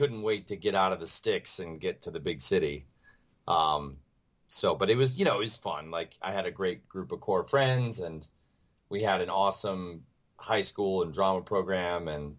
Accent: Webster, New York, United States; moved away as an adult; also born or lived in Rochester, New York; now in New York City, United States; So I tell people Rochester, but really I'm from Webster.

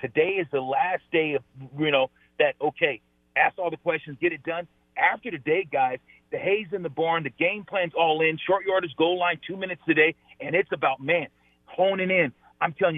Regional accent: California, United States; I'm from California

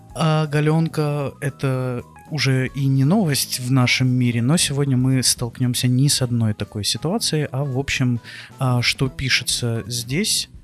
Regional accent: Odesa, Odesa Oblast, Ukraine; Я из Одессы

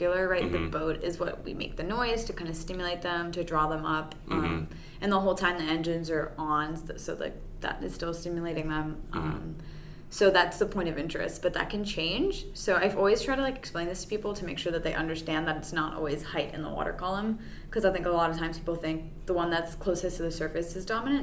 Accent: Miami, Florida, United States; moved away; I'm from Miami originally

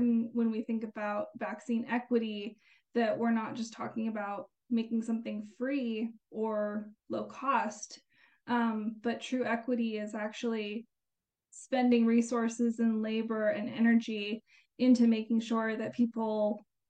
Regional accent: Albuquerque, New Mexico, United States; I was born and raised in the Albuquerque area, so I'm a lifelong New Mexican

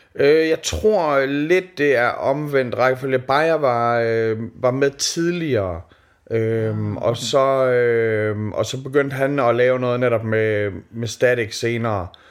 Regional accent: Skanderborg, Central Denmark Region, Denmark; moved away; da jeg voksede op i Skanderborg

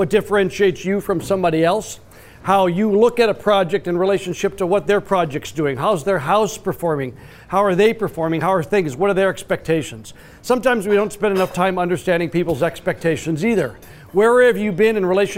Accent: Minnesota, United States; I grew up and spent a good share of my life in Minnesota

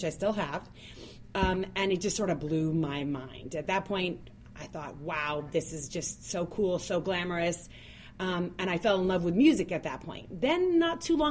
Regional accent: North Miami, Florida, United States; I grew up in North Miami

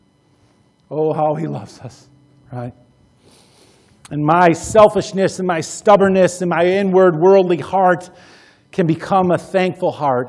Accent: United States; American Christians, American disciples

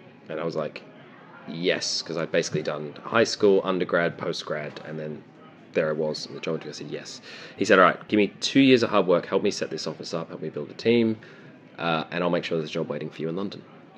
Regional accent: Melbourne, Victoria, Australia; now in United Kingdom; Grew up in Melbourne. I'm Australian, although I'm deeply, deeply undercover. Please don't report this to the UK government.

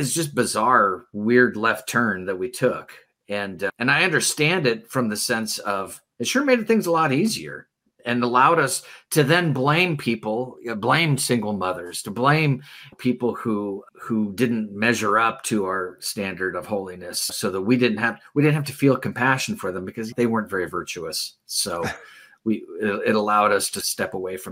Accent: United States; as an American

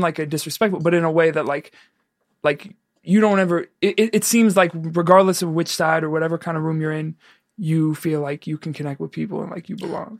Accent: New York, United States; moved away; I'm from New York and I go back

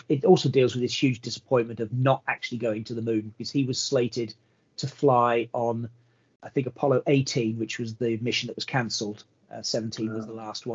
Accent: Belfast, Northern Ireland, United Kingdom; also born or lived in California, United States; I was born in America, grew up in America, went to school. My first days in school were in America. And then I was uplifted and transported to Belfast as a, wow, a young boy at the age of sort of 8 or 9

